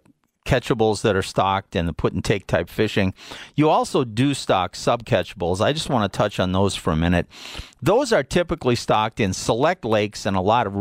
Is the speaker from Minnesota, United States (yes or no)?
yes; Minnesota, United States; now in Colorado, United States; I grew up in the Midwest, and my wife says I got older there. She says I never grew up. But I was born in Minnesota, and growing up there, we did a lot of pan fishing